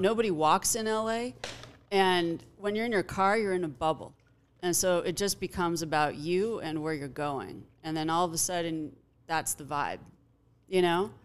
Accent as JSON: {"language": "English", "town": "Los Angeles", "region": "California", "country": "United States", "tie": "born or raised there", "said": "I grew up in Pacific Palisades"}